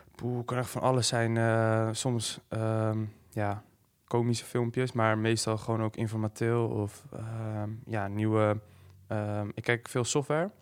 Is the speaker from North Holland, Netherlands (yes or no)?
yes; Hoorn, North Holland, Netherlands; ik kom uit Horen.